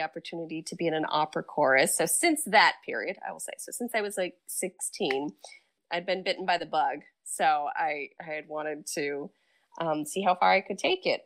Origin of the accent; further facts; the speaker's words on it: Geneva, New York, United States; also born or lived in Providence; my hometown of Geneva